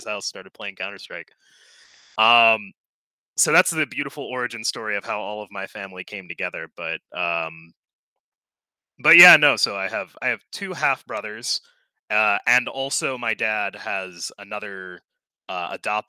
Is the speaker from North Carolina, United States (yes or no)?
no; Arkansas, United States; I grew up in Arkansas